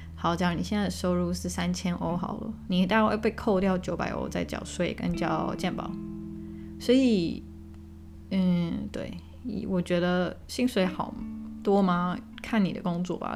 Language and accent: Chinese; Taiwan; moved away as an adult; now in Germany; 我是在台湾长大